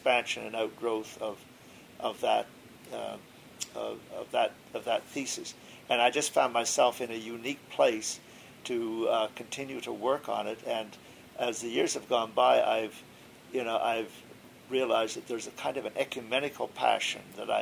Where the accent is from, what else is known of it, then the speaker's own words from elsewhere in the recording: New Brunswick, Canada; moved away as an adult; also born or lived in United States; I was brought up Oneness Pentecostal. In New Brunswick